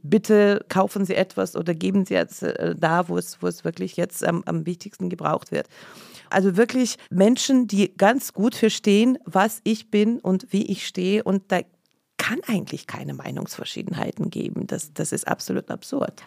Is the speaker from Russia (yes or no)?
yes; Saint Petersburg, Russia; first language Russian; German is a second language; now in Germany; Ich komme aus der Stadt Leningrad. Damals hieß es noch Leningrad und damals war es noch Sowjetunion.